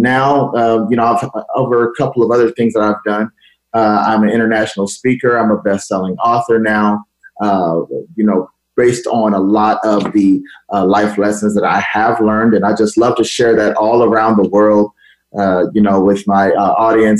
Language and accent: English; Los Angeles, California, United States; I grew up in Los Angeles, California.